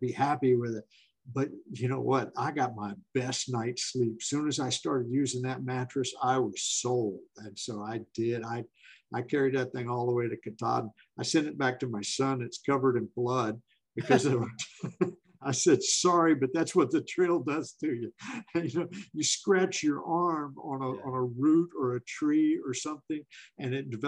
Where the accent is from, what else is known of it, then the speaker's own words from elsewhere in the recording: Florida, United States; also born or lived in Tampa, Florida; I'm from Florida